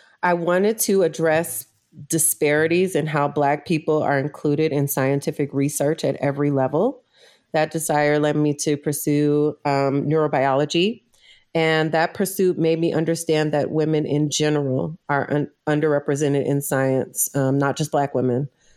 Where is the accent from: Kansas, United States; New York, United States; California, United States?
California, United States; also born or lived in Louisiana; I was born in Louisiana, but I moved shortly after I was born to California in the 90s. So I was exposed to really a lot of different cultures and communities and different ideologies in California. And then when I was 13, I moved back to Louisiana.